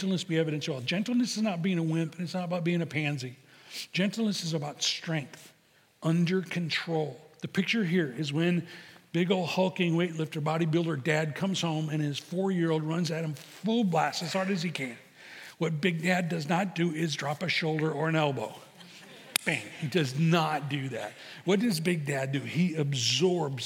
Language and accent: English; Chicago, Illinois, United States; I'm from Chicago